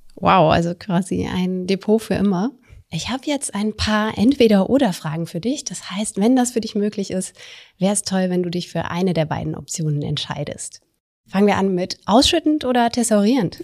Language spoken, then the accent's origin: German; Germany; in der Nähe von meiner Heimatstadt